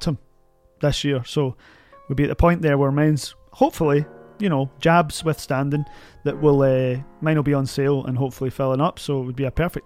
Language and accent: English; Glasgow, Scotland, United Kingdom; I went to St. Tam's in Jordan Hill, St. Thomas Aquinas.